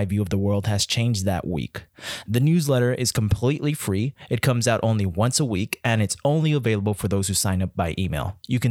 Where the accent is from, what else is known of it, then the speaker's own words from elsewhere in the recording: El Paso, Texas, United States; I'm from El Paso